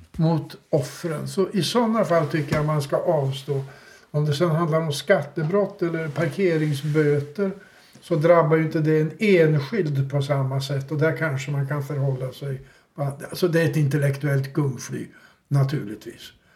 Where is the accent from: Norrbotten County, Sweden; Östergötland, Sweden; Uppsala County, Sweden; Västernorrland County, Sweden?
Uppsala County, Sweden; Uppsala; som Uppsalabo